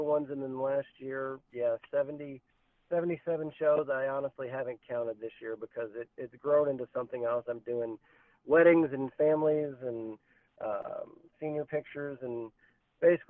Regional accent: Virginia, United States; moved away as an adult; now in Iowa, United States; I'm from Virginia originally, moved to Iowa about 8 years ago

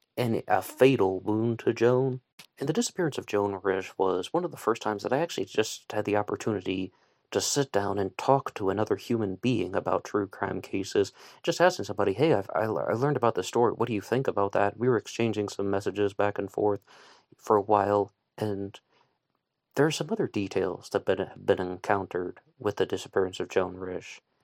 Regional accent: West Virginia, United States; I'm from West Virginia.

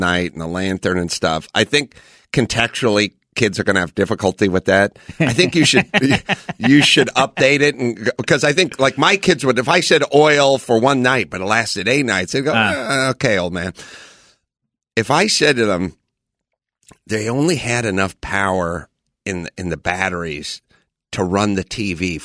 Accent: Los Angeles, California, United States; I grew up in North Hollywood

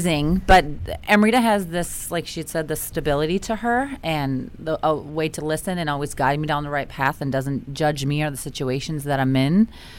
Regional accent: Cleveland, Ohio, United States; Cleveland, Ohio.

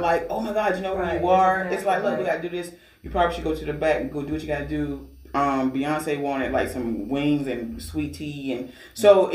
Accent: Georgia, United States; now in Virginia, United States; I'm from Georgia.

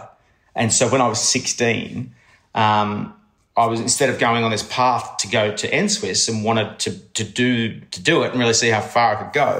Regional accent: Cronulla, New South Wales, Australia; I grew up in Cronulla

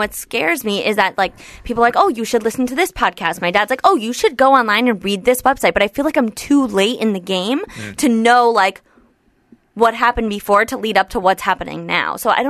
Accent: Livingston, New Jersey, United States; New Jersey.

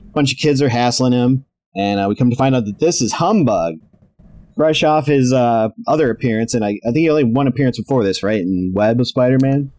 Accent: Chicago, Illinois, United States; my hometown-ish of Chicago

